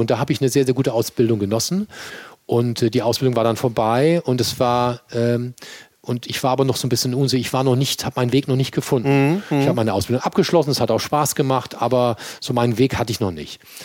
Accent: Mannheim, Baden-Württemberg, Germany; accent: Kurpfälzer Dialekt; now in Hamburg, Germany; ich bin ein gebürtiger Mannheimer und tief im Herzen bin ich Kurpfälzer

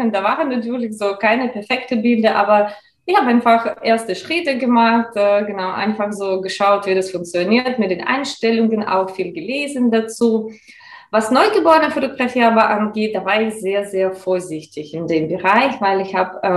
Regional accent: Russia; German is a second language; moved away as an adult; now in Mannheim, Germany; Ursprünglich komme ich aus Russland und bin schon seit elf Jahren in Deutschland. Damals war für mich ein ganz, ganz großer Abenteuer, einfach ins ein anderes Land zu kommen, ohne Sprachkenntnisse.

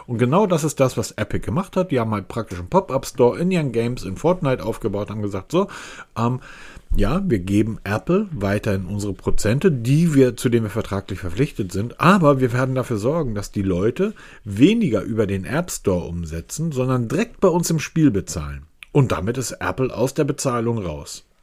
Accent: Hamburg, Germany; ich bin Hamburger

